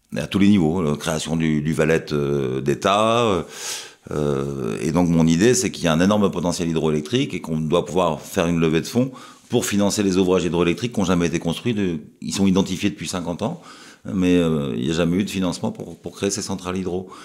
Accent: France; chez nous en France

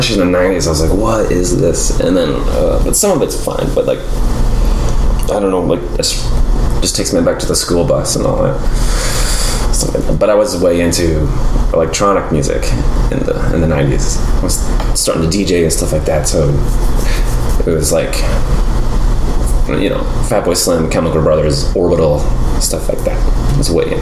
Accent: Florida, United States; now in Texas, United States; I grew up in Florida

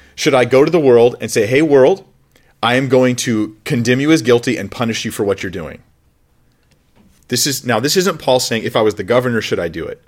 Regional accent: United States; My national identity is I'm, I'm American. I'm from the United States of America.

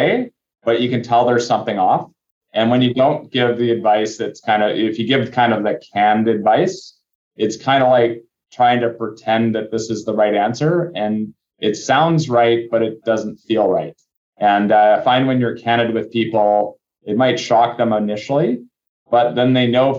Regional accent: North Vancouver, British Columbia, Canada; I grew up in North Vancouver

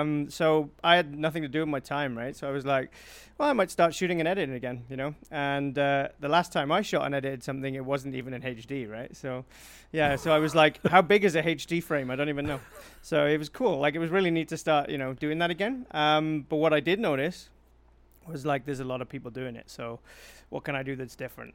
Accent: South Wales, United Kingdom; accent: Welsh; now in Manitoba, Canada; I'm from South Wales

